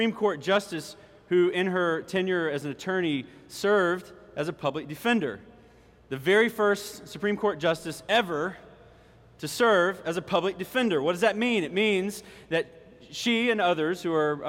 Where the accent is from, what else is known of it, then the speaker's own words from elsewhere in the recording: Orangeburg, South Carolina, United States; accent: country Mississippi; also born or lived in Mississippi; My family moved to Orangeburg in the middle of fourth grade. Not at the beginning of the year, but in the middle of fourth grade. And I was a new student at Marshall Elementary School right here